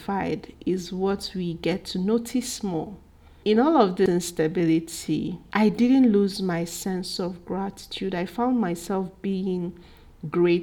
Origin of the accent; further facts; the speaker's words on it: Igbo, Igboland, Nigeria; especially from where I'm from. I'm Igbo, and we eat cassava well